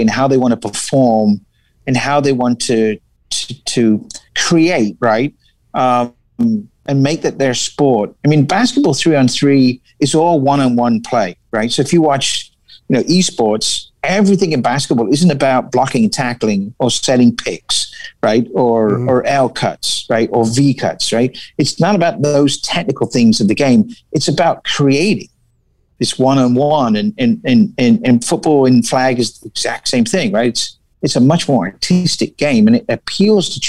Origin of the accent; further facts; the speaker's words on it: England, United Kingdom; moved away as an adult; also born or lived in La Crosse, Wisconsin / Milwaukee, Wisconsin; now in California, United States; I English, right? So moved here when I was 19